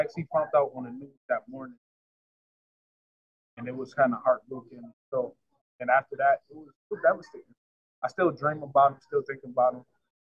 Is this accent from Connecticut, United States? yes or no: yes; New Haven, Connecticut, United States; I was born and raised in New Haven. A lot of people from this side, I was born in the hill. So where it was a lot of violence.